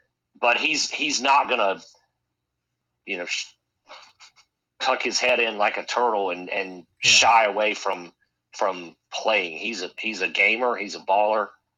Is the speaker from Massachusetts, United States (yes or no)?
no; North Carolina, United States; growing up in North Carolina